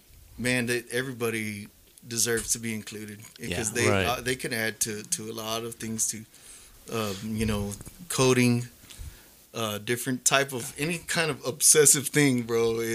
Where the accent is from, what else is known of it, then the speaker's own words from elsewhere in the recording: San Angelo, Texas, United States; San Angelo's hometown. Yeah. I've always been a hardcore down San Angelo vato